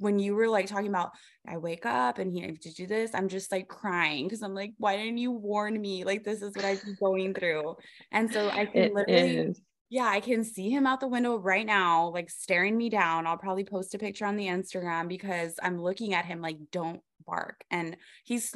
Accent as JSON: {"language": "English", "area": "Rio Grande Valley", "region": "Texas", "country": "United States", "tie": "born or raised there", "said": "we're both from the Rio Grande Valley"}